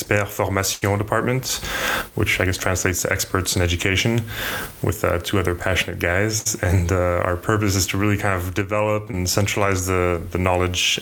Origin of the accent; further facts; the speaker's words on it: United States; moved away as an adult; also born or lived in France / Japan / New York / Germany; now in Paris, France; I mostly grew up in the States